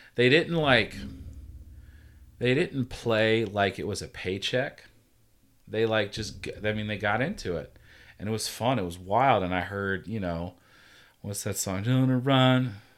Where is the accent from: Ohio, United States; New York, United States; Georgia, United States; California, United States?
Georgia, United States; now in Virginia, United States; I'm from Georgia